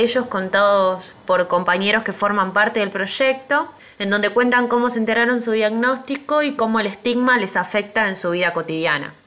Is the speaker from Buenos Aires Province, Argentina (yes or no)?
yes; Tandil, Buenos Aires Province, Argentina; soy de Tandil